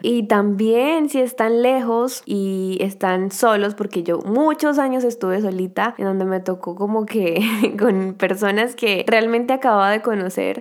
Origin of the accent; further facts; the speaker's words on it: Colombia; moved away as an adult; also born or lived in Miami; Yo me fui de Colombia en el 2015, o sea, estamos hablando de hace siete años aproximadamente que llevo fuera de Colombia